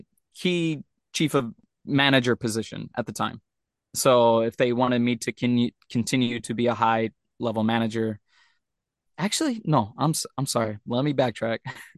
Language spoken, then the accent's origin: English; Turks & Caicos Islands; now in Japan; I come from Turks and Caicos. I want to do some crazy, weird stuff.